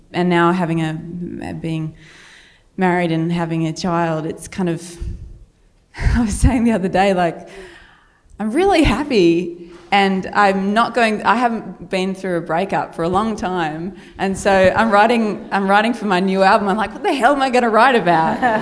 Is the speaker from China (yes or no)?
no; Australia; accent: Australian, ocker; my Australian accent